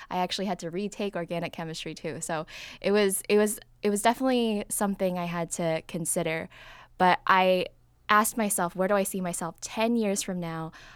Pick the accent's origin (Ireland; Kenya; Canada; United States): United States; Davie, Florida; I grew up in South Florida. I was more in the suburbs, so like Davie, Florida